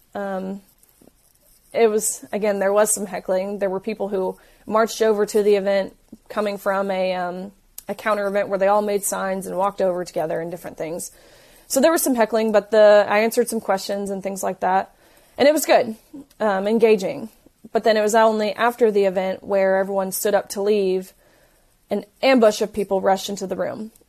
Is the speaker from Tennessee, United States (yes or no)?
yes; Tennessee, United States; I'm from Tennessee